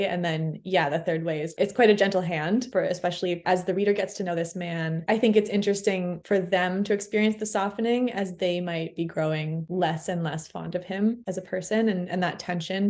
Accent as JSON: {"language": "English", "town": "Toronto", "region": "Ontario", "country": "Canada", "tie": "born or raised there", "also_born_or_lived": "Montreal, Canada", "moved": "as an adult", "lives_now": "Fredericton, Canada", "said": "I grew up in Toronto, but I moved to Montreal when I was 18."}